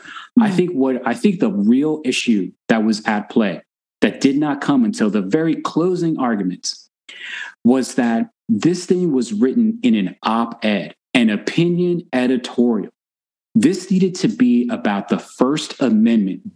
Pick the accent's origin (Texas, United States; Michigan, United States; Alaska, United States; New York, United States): Texas, United States; I'm from Texas, right? But so I'm from the South